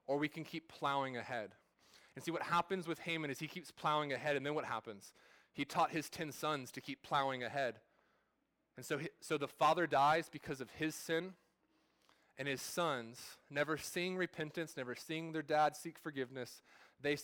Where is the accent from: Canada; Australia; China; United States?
United States; California; I'm from California. I was born and raised there, but my family's not from there. We're from Oklahoma